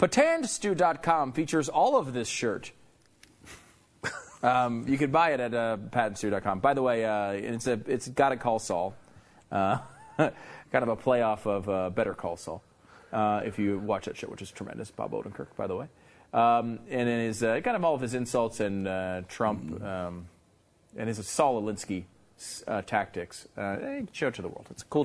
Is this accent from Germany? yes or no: no; Canada; I mean, first of all, I'm a Canadian sports celebrity.